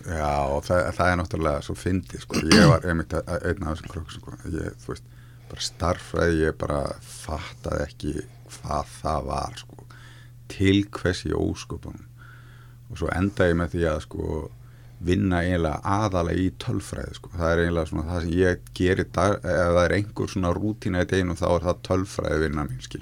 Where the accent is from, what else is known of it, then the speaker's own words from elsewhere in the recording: Akranes, Western Region, Iceland; ég fættur 1968 á Akrænisi og er skagamæður í húð og hár og allt mitt fólk er þar að mæstu leiti en þá og, og hérna mm, náttúrulega bara elst þar upp